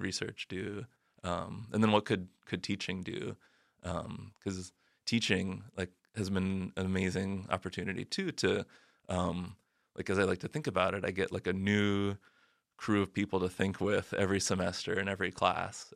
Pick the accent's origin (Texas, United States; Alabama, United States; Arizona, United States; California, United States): Arizona, United States; I grew up in Arizona where, like, policing and immigration are very entangled